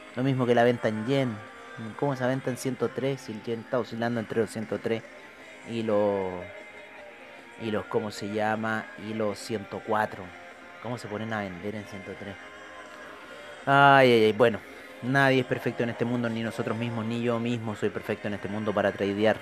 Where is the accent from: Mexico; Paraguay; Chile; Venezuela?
Chile; uno como chileno